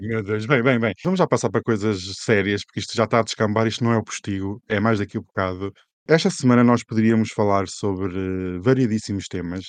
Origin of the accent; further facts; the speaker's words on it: Portugal; como português